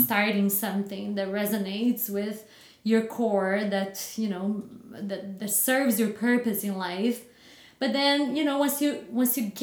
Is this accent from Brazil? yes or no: yes; Batatais, São Paulo, Brazil; now in Chandler, United States; Born and raised in a little town called Batatais